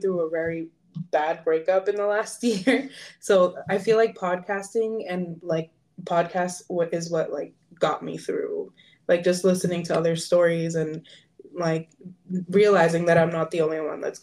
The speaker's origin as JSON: {"language": "English", "region": "Massachusetts", "country": "United States", "said": "I am from Massachusetts"}